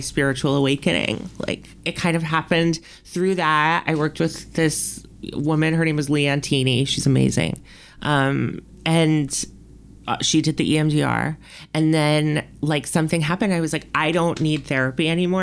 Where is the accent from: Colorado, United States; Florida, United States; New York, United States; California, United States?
New York, United States; New York City; moved away as an adult; now in Los Angeles, United States; I was born and raised there, like, spent my entire life there.